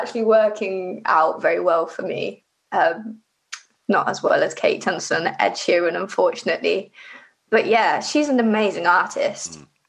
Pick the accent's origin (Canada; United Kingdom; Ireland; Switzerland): United Kingdom; Livingston, Scotland; born there; I was born in Scotland, and I was born in a place called Livingston. So I was kind of like trying to look for artists from Livingston or West Lothian.